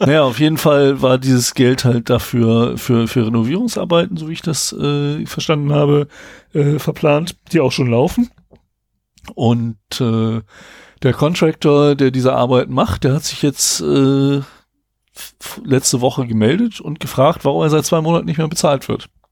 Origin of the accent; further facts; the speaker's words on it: Braunschweig, Lower Saxony, Germany; wir kommen beide aus Braunschweig